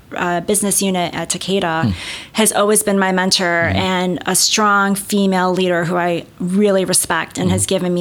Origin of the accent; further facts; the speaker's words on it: Chicago, Illinois, United States; I grew up in the North Shore of Chicago